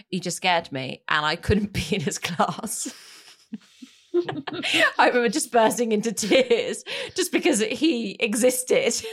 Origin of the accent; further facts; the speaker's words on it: France; moved away; my childhood growing up in France.